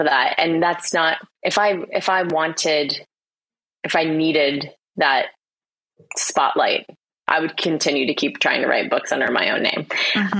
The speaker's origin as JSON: {"language": "English", "country": "United States", "moved": "as an adult", "lives_now": "Australia", "said": "I'm American."}